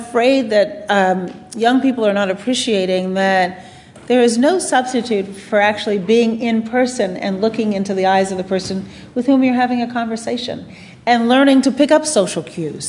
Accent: United States; when I grew up in the United States

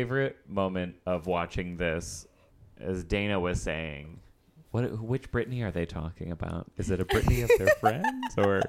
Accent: Midwest, United States; I was like a fat kid growing up in the Midwest.

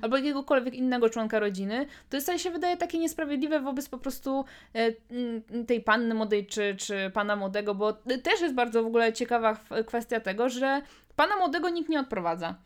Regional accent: Łódź Voivodeship, Poland; u nas w Łódzkim

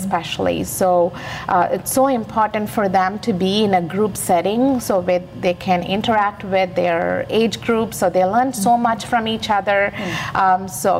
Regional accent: India; moved away as an adult; also born or lived in Naperville, Illinois; now in United States; I came from India. I grew up in India, and I came to this United States in 1996.

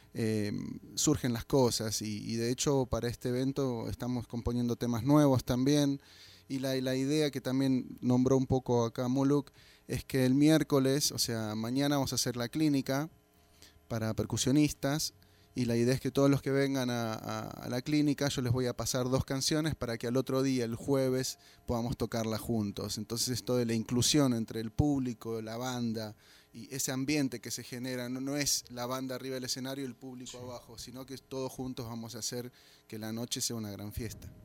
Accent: Buenos Aires, Argentina; vengo de Buenos Aires, Argentina.

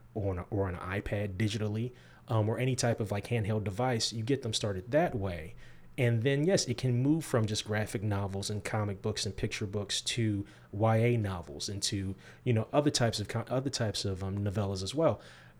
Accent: Midwest, United States; also born or lived in Georgia; now in Lexington, United States; I am an Air Force brat. Mm-hmm. Born in the South. I was born in Georgia, transplanted to the Midwest. My father was in the Air Force. We got transplanted to the Midwest. I grew up in the Midwest.

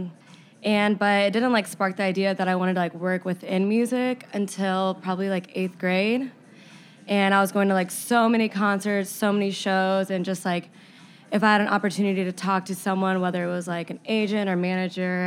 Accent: Indiana, United States; moved away as an adult; now in Chicago, United States; I'm originally from Indiana

